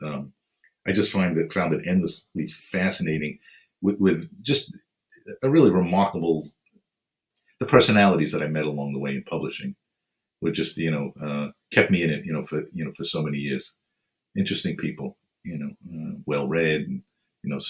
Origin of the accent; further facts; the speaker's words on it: New York City, New York, United States; moved away as an adult; also born or lived in Manhattan / Queens; now in Baldwin, United States; I grew up in the city. I grew up in the Bronx, a borough of the city, and lived in Manhattan and Queens, and then moved out to Long Island